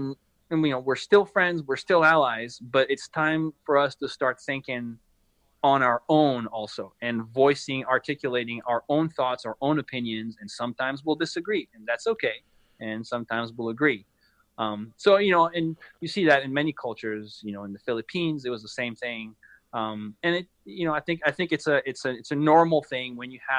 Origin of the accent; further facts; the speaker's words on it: France; now in United States; my home country, France